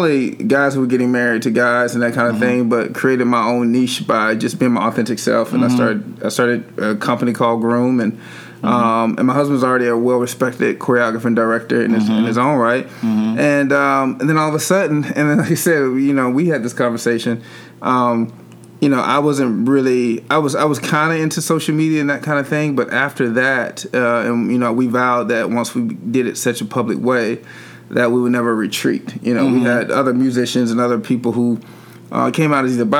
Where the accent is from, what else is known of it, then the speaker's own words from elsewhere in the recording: Atlanta, Georgia, United States; moved away as an adult; now in California, United States; I was born and raised here in Atlanta and I had never lived anywhere else